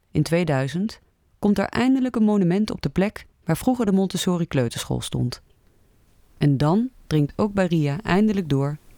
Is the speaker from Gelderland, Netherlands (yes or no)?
yes; Nijmegen, Gelderland, Netherlands; Wij groeiden alle twee op in Nijmegen. En alle twee hebben we ons hart verpand aan het kleine stadje aan de Waal. Een stad waar we thuis zijn, waar we de mensen kennen en houden van hun verhalen.